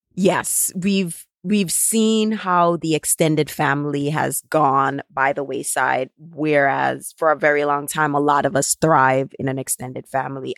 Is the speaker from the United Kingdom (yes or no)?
no; Jamaica; now in United States; never one point in my life growing up in Jamaica was I ever home alone